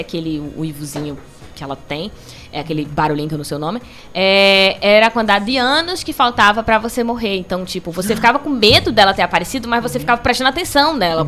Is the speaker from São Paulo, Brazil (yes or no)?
no; Belém, Pará, Brazil; also born or lived in Cariri region, Ceará; now in Cariri, Brazil; Eu sou de Belém do Pará